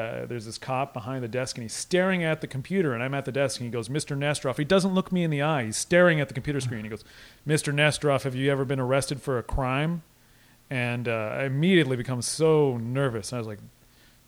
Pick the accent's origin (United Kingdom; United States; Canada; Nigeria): Canada; as a Canadian